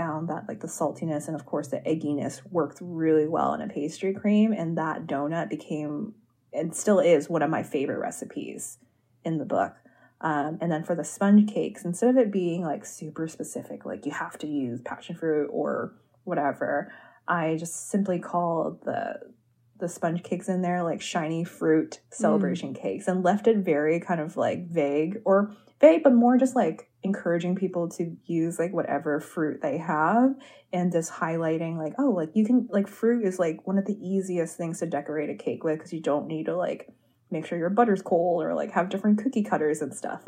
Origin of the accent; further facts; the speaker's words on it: Cleveland, Ohio, United States; moved away; I grew up in Cleveland, Ohio